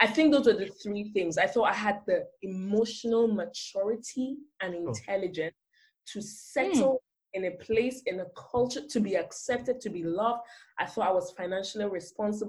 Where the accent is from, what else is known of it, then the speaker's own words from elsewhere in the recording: Nigeria; moved away as an adult; also born or lived in South Africa; growing up as a Nigerian, you have to be in boarding school